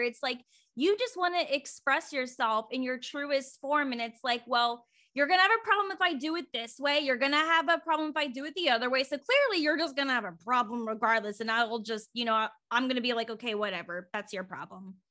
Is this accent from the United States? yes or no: yes; Virginia, United States; now in Oregon, United States; I'm from Virginia, and so, but I, I live in Oregon now